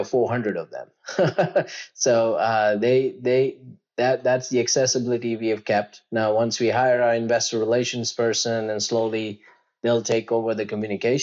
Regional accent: Gujarat, India; moved away; I grew up in a state called Gujarat, which is like the western tip of India

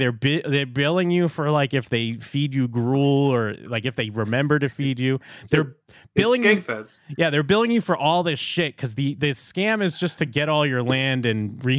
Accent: Massachusetts, United States; I grew up in South Shore, Massachusetts. Salem is North Shore. We don't like North Shore.

